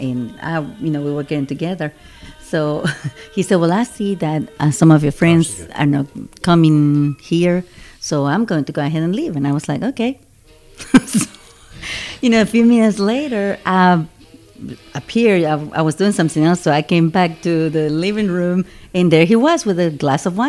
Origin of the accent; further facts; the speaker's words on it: Guatemala City, Guatemala Department, Guatemala; now in Dothan, United States; from the city of Guatemala